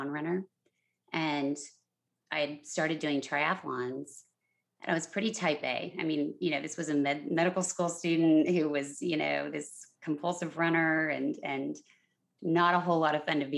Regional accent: San Antonio, Texas, United States; now in Los Angeles, United States; my hometown of San Antonio, Texas

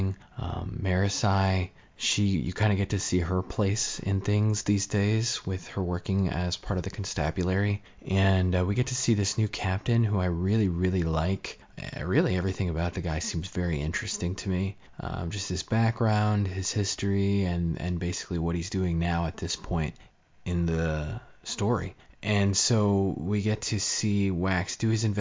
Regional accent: United States; I'm an American

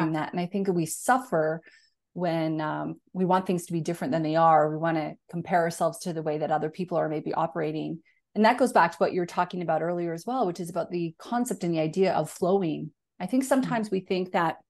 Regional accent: Northern Canada, Canada; moved away as an adult; now in Australia; I'm a Canadian who grew up in Northern Canada and I live in Australia and I've been here for 10 years

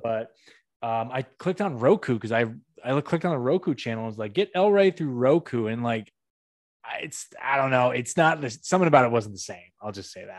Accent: Northampton, Massachusetts, United States; moved away; my hometown, Northampton, Mass.

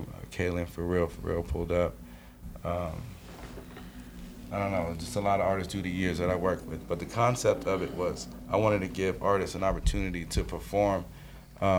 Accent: Colorado, United States; we're from Colorado

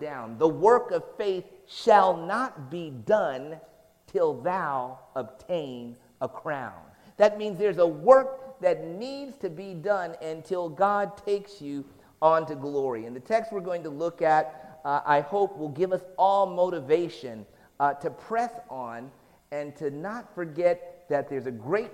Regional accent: Washington, District of Columbia, United States; moved away as an adult; also born or lived in Philadelphia, Pennsylvania; now in Quebec, Canada; I moved here from Philly when I was younger, so I grew up in the Washington, D.C. area, and I call this just the crazy zone, the DMV.

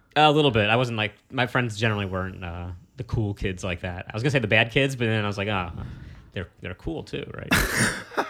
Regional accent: New York City, New York, United States; I grew up on the Lower East Side of Manhattan

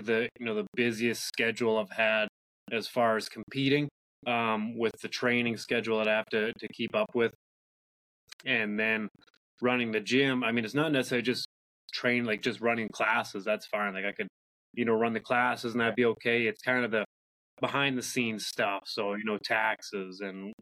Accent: Huntsville, Ontario, Canada; I was born and raised in Huntsville up in Muskoka

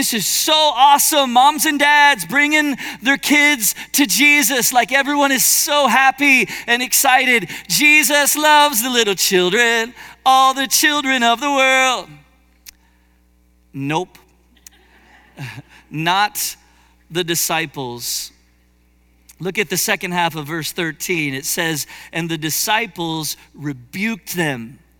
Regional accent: Cincinnati, Ohio, United States; I was born in Cincinnati, grew up in Cincinnati

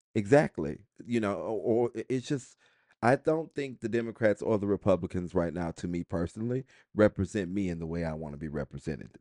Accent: United States; I am proud of being an American

